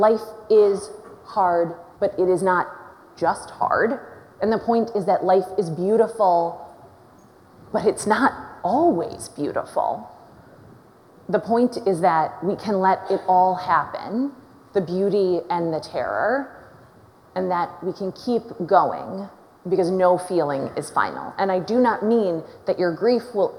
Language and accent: English; Minneapolis, Minnesota, United States; born and raised in Minneapolis